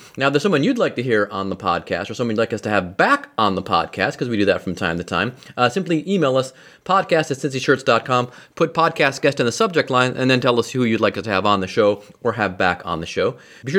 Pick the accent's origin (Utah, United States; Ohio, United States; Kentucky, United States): Ohio, United States; Cleveland; also born or lived in Bowling Green, Ohio; now in Cincinnati, United States; I'm certainly a Midwesterner. What's really weird about my part of the Midwest, I was telling my wife about this last night, we're from Cleveland, and the West Side has a very, very Midwestern accent. The East Side of town does not.